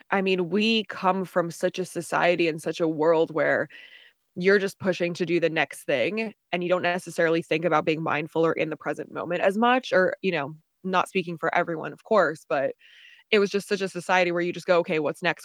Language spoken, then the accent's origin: English; New Jersey, United States; moved away as an adult; also born or lived in Charlottesville, Virginia; now in Austin, United States; originally, I'm from New Jersey, um, born and raised